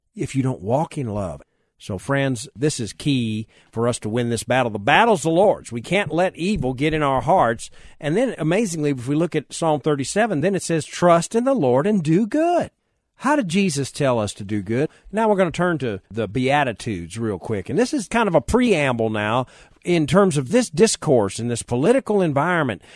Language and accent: English; United States; I'm even an American